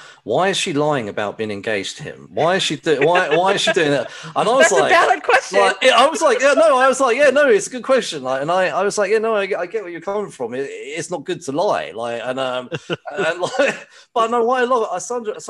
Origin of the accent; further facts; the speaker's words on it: United Kingdom; Maybe it's because I'm British.